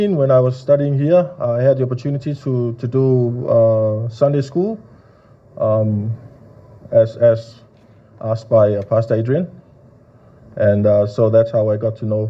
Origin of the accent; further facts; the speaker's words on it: Tuvalu; also born or lived in Auckland, New Zealand; I'm from Tuvalu, and I just happened to be in Auckland on a ship